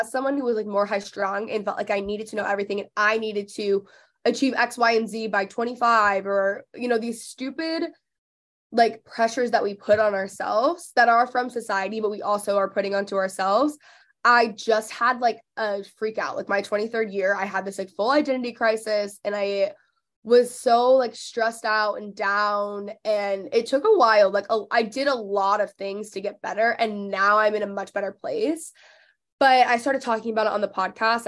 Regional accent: McKinney, Texas, United States; born or raised there; also born or lived in Los Angeles; now in Dallas, United States

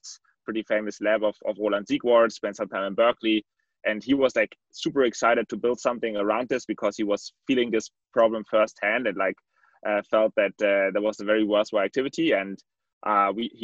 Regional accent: Berlin, Germany; moved away as an adult; also born or lived in Switzerland / Paris / London; I'm born and bred in East Berlin, and I kind of grew up more as a developer

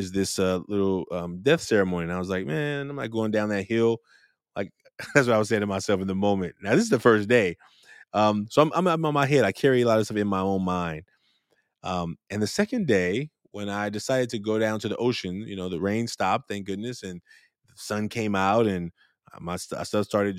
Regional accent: Oakland, California, United States; growing up in Oakland, California

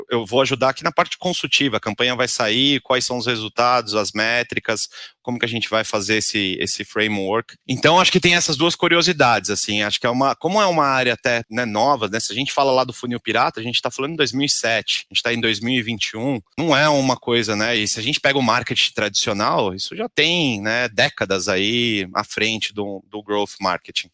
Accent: Brazil; accent: Brazilian; A gente brasileiro

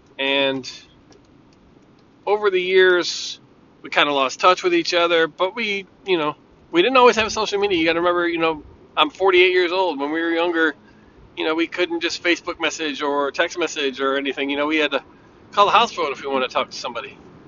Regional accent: Bridgeport, United States; Michael was a friend of mine that I grew up with in Bridgeport.

